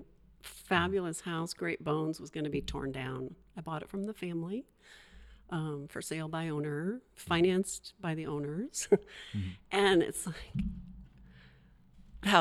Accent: Eastern Washington, United States; moved away as an adult; also born or lived in Seattle; now in Astoria, United States; I'm originally from Eastern Washington

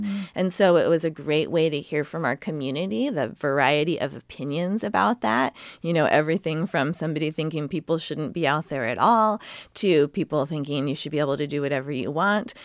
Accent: Sacramento, California, United States; moved away as an adult; now in North Coast, Oregon, United States; I grew up in Sacramento.

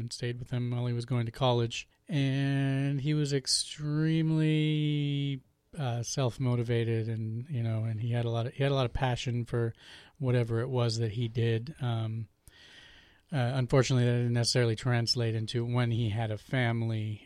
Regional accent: Portland, Oregon, United States; I was born and raised in Portland, Oregon

